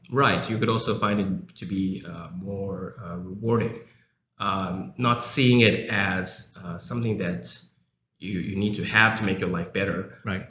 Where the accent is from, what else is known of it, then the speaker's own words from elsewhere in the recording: South Africa; English is a second language; now in Taiwan; I was born in South Africa and I came back to Taiwan 15 years ago